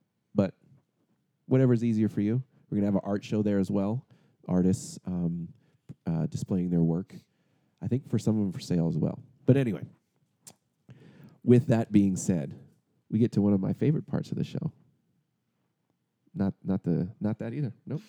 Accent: San Diego, California, United States; I grew up in the Asian side of town.

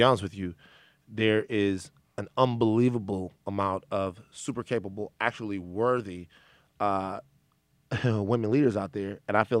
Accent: Baton Rouge, Louisiana, United States; We're from Baton Rouge, man.

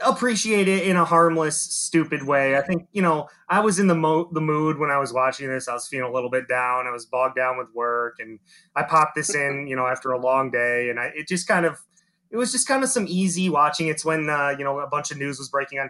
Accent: United States; being American

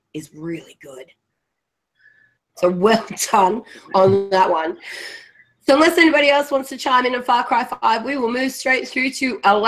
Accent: Australia; Being an Australian

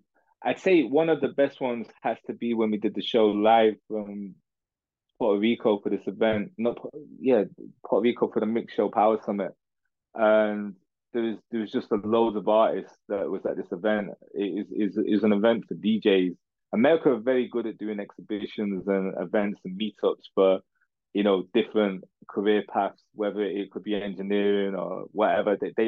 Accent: Manchester, North West England, United Kingdom; like from when I came through from Manchester, reputation and relationships, I need to do radio excellence.

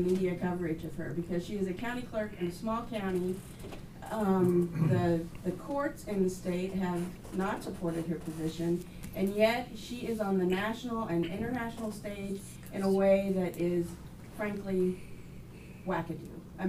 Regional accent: Kentucky, United States; I'm a Newman Fellow, and I'm from Kentucky

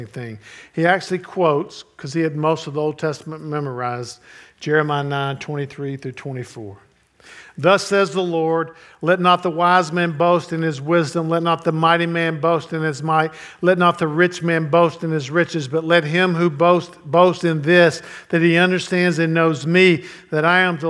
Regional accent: United States; I'm American

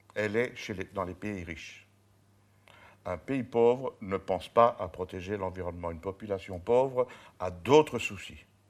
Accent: Charleroi, Wallonia, Belgium; je suis né à Charleroi

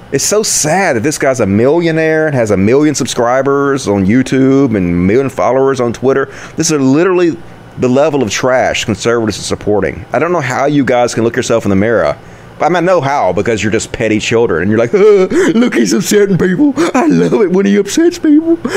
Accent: Sheffield, Yorkshire and the Humber, United Kingdom; I'm from Sheffield and I'm made of steel

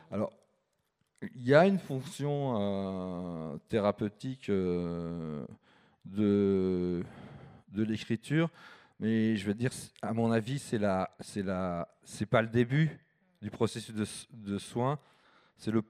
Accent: Paris, Île-de-France, France; born there; Alors moi, je suis né à Paris. À 6 ans, j'avais déjà déménagé 6 fois.

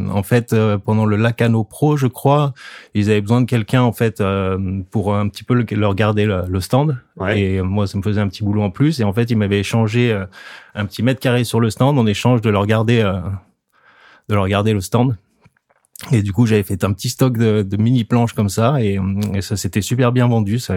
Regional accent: the Alps, France; moved away; Moi d'origine, je viens de la montagne, j'ai grandi dans les Alpes.

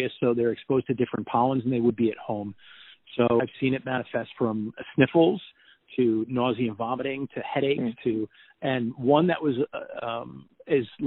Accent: Port Jefferson, New York, United States; now in Red Hook, United States; I grew up in Port Jefferson, born and raised

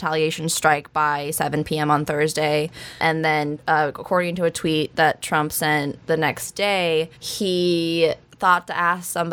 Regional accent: Wyoming, United States; I was raised in Wyoming

